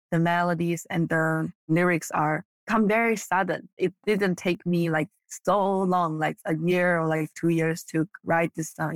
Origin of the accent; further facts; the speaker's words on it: China; first language Mandarin; English is a second language; moved away; I was born and raised in China, and I speak Mandarin growing up